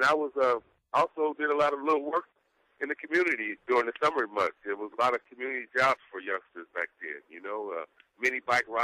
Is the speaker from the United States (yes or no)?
yes; Northern California, United States; I'm from Northern California